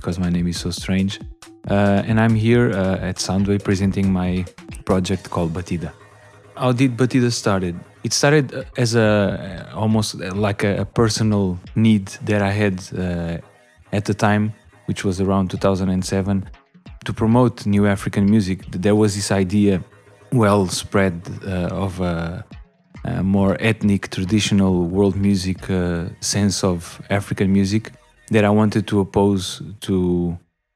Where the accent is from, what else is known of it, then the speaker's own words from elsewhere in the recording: Lisbon, Portugal; also born or lived in Angola; I was born there and I grew up in Lisbon